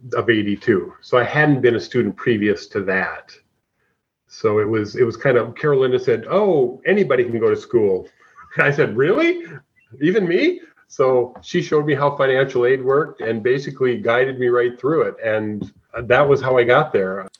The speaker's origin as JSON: {"language": "English", "town": "Anoka", "region": "Minnesota", "country": "United States", "tie": "born or raised there", "said": "my hometown of Anoka"}